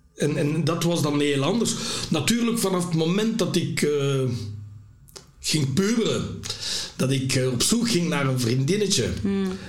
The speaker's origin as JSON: {"language": "Dutch", "town": "Lembeek", "region": "Flanders", "country": "Belgium", "tie": "born or raised there", "also_born_or_lived": "Burundi", "said": "in Lembeek zat bij mijn pleegouders"}